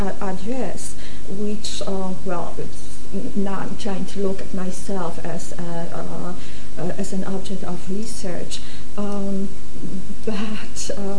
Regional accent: Gdynia, Pomeranian Voivodeship, Poland; born there; I was born in Gdynia.

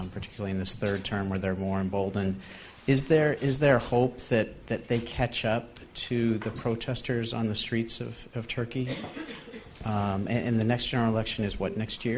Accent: United States; now in London, United Kingdom; I'm an American living in London

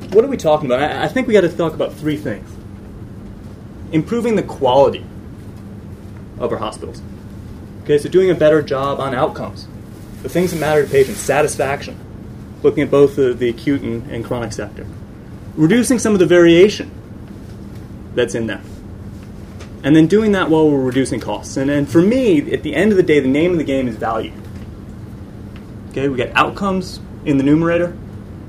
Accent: United States; now in London, United Kingdom; I'm an American economist living in London

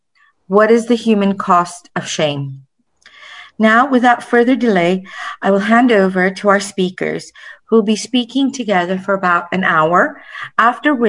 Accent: Delhi, India; I grew up in Delhi

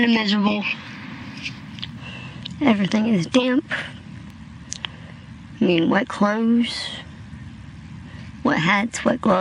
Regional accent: Springfield, Missouri, United States; now in New Orleans, United States; I am from Springfield, Missouri

